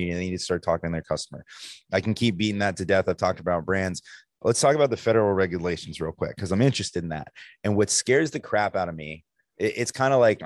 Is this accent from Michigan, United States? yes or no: no; New Jersey, United States; I'm from New Jersey